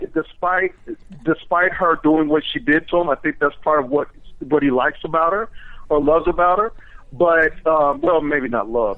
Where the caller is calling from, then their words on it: Washington, District of Columbia, United States; I'm calling from Washington D.C.